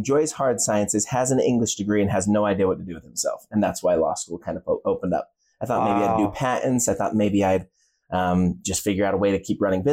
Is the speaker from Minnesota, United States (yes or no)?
no; Utah, United States; I'm born and raised in Utah. I'm an attorney out of Utah. Yeah. Spent my entire life here